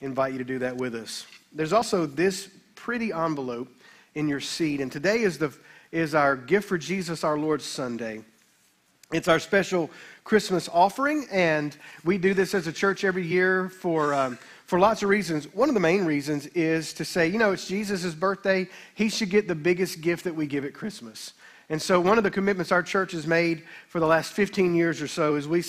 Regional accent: Olive Branch, Mississippi, United States; I was raised in the Baptist church in town

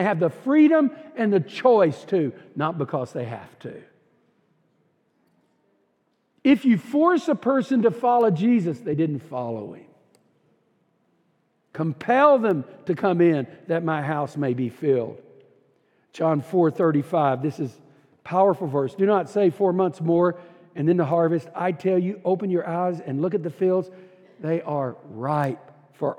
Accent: Texas, United States; I'm from Texas. We're all conservative down there.

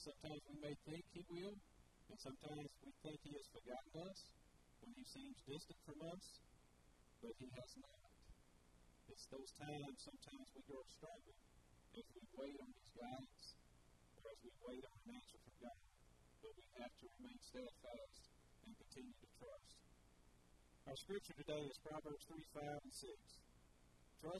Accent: Milan, Tennessee, United States; After we were born, we grew up in Miami, Tennessee, and that's where I'm from

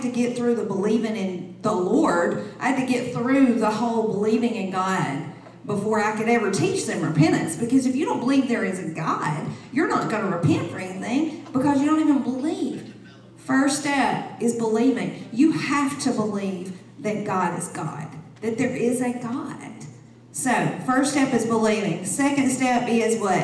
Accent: the South, United States; I'm from the South

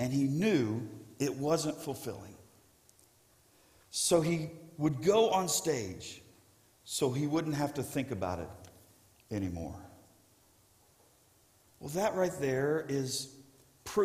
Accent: South Florida, United States; I grew up in South Florida

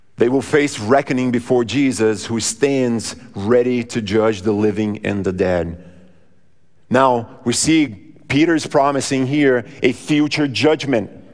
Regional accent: Brazil; moved away; Now, I grew up in Brazil

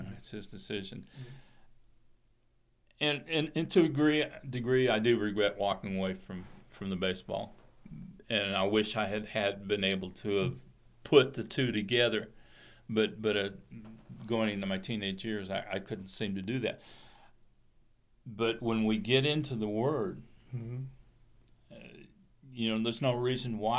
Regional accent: the Bay Area, California, United States; I grew up in California

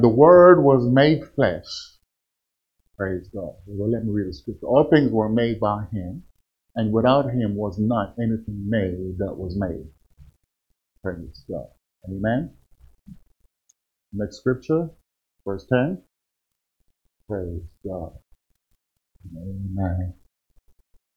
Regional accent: Kansas, United States; I'm from Kansas

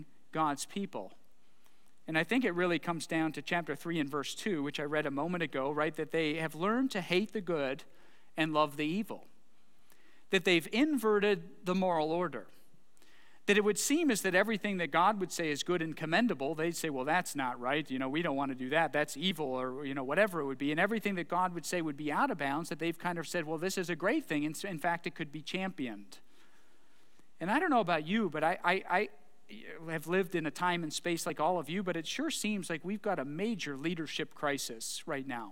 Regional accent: Bedford, Ohio, United States; I was born in Bedford Hospital, spent a lot of my childhood there.

